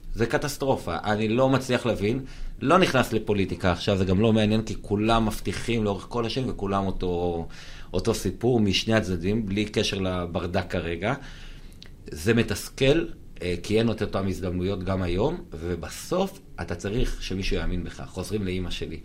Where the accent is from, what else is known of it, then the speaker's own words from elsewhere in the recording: Kiryat Ata, Haifa District, Israel; גדלתי בקריית אתא